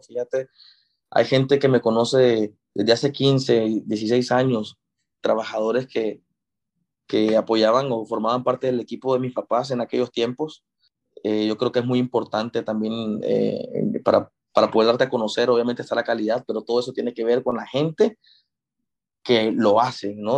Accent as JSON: {"language": "Spanish", "country": "Nicaragua", "tie": "born or raised there", "also_born_or_lived": "Monterrey, Mexico", "said": "toda mi vida me creí en Nicaragua"}